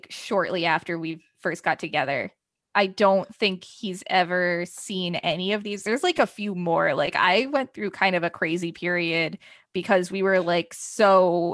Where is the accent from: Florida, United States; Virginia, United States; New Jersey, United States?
New Jersey, United States; also born or lived in South Carolina; I went to school in South Carolina and then I came back to New Jersey during Christmas break 2015